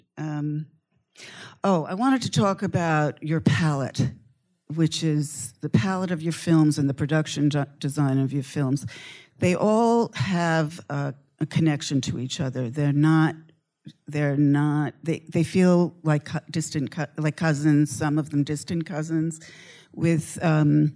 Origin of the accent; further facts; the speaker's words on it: New York, United States; I grew up in New York